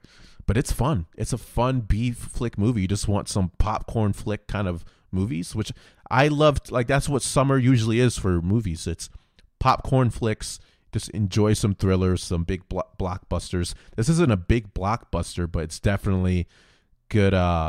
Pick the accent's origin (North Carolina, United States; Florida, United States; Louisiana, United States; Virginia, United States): Florida, United States; So growing up in Florida.